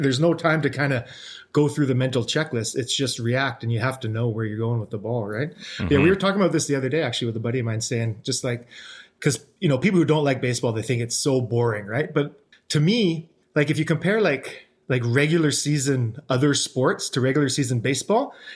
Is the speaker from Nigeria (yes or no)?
no; Richmond, British Columbia, Canada; I grew up in Richmond